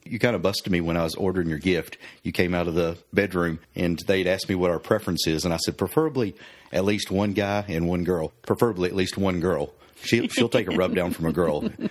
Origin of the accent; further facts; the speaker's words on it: Oklahoma, United States; We're both from Oklahoma. I grew up a little more country and rural than you did